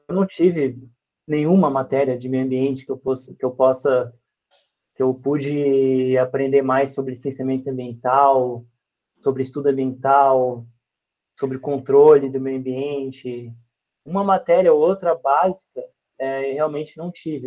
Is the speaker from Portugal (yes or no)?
no; Florianópolis, Santa Catarina, Brazil; Eu sou o manezinho da ilha, né? sou de Florianópolis, nasci em Florianópolis. E a minha infância toda foi, é, junto com a minha família